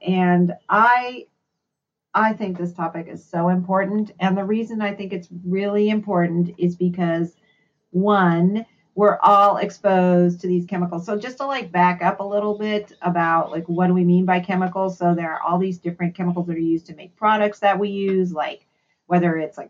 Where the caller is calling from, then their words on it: Oakland, California, United States; I'm calling in from the East Bay in California, so the Oakland area.